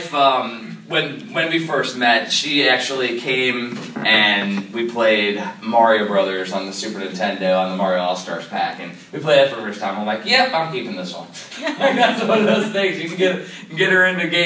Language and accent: English; Cedar Lake, Indiana, United States; now in Maryland, United States; I'm from Cedar Lake, Indiana